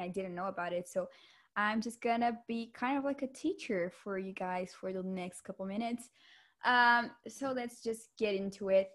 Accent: Vitória, Espírito Santo, Brazil; moved away; Victoria is my hometown

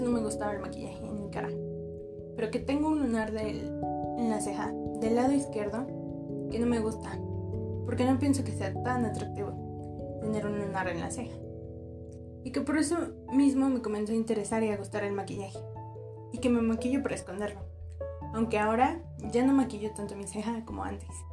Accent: Mexico; soy orgullosamente mexicana por haber tenido la suerte de nacer en México lindo y querido

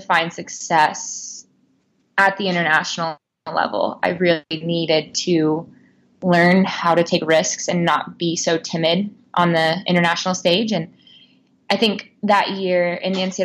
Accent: Missouri, United States; moved away as an adult; now in Portland, United States; I grew up in Missouri

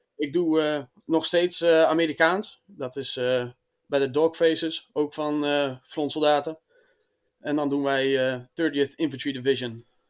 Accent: Friesland, Netherlands; Ik eh, kom uit Friesland.

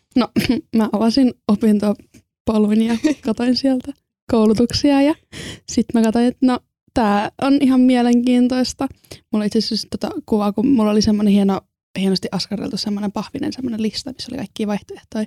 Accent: Estonia; also born or lived in Salo, Finland; now in Turku, Finland; mä oon Virosta alun perin.

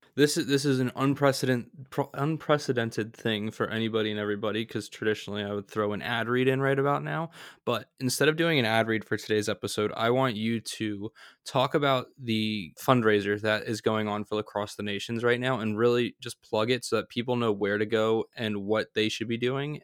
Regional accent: outside Philadelphia, Pennsylvania, United States; I grew up right outside of Philadelphia

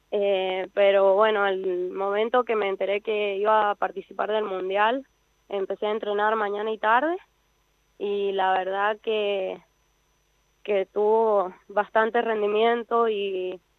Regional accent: San Juan, Argentina; Yo soy de San Juan

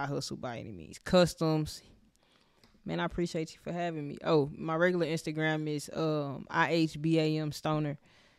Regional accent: Houston, Texas, United States; born or raised there

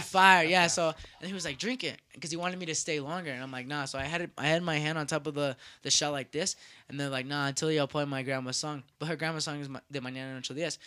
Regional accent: United States; I'm from the United States

